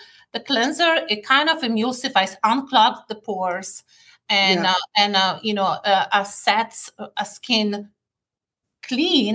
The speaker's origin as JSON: {"language": "English", "country": "Poland", "tie": "born or raised there", "also_born_or_lived": "Paris, France", "moved": "as an adult", "lives_now": "United States", "said": "Growing up in Poland"}